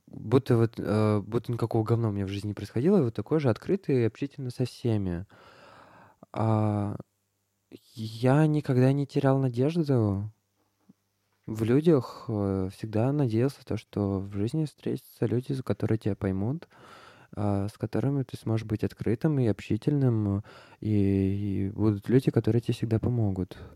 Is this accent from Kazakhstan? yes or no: no; Moscow, Russia; я родился в Москве